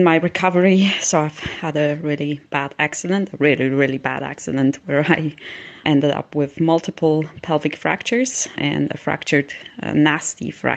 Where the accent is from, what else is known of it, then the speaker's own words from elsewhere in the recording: Switzerland; I grew up in Switzerland, where homeopathy is quite popular